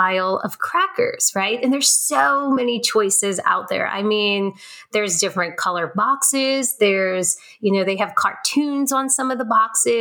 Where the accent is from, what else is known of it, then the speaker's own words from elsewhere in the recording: New Orleans, Louisiana, United States; I'm born and raised in New Orleans